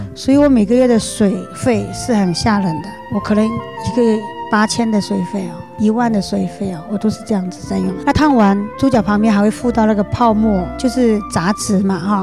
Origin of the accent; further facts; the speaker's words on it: Jiangxi, China; moved away as an adult; now in Taiwan; 我是两千年十一月来到台湾的。我的家乡是在江西